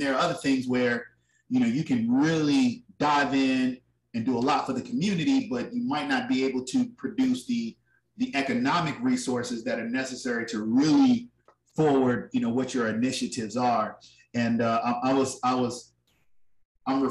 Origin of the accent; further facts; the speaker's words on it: Richmond, Virginia, United States; my hometown, Richmond, Virginia